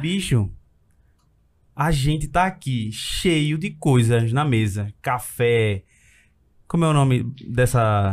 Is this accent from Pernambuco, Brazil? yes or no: yes; Recife, Pernambuco, Brazil; Eu fui criado, nascido, no Ibura